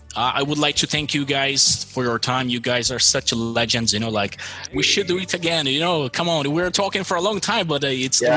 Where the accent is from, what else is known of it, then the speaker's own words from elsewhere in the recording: Brazil; accent: American; English is a second language; also born or lived in Malta; I'm from Brazil.